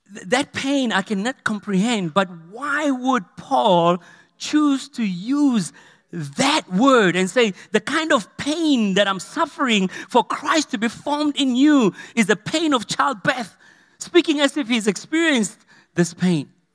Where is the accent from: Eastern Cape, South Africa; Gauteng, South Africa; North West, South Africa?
North West, South Africa; Potchefstroom; when I grew up in Potchefstroom, Ikageng, we had a two-roomed house